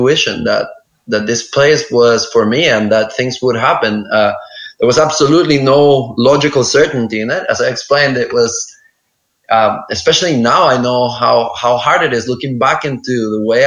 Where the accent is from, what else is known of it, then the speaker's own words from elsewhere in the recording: El Salvador; moved away as an adult; now in Lombok, Indonesia; my hometown in El Salvador